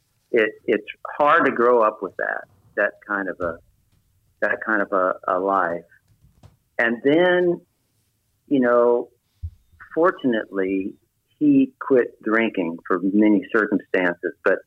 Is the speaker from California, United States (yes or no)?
yes; Richmond, California, United States; also born or lived in Marin County, California; I was raised here in California in the San Francisco Bay Area. I was born in Richmond, California